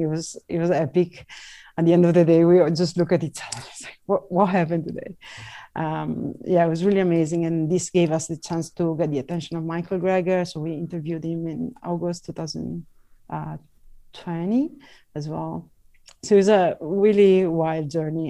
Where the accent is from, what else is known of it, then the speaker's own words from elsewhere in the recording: Venice, Veneto, Italy; moved away; I'm Italian, I'm from Venice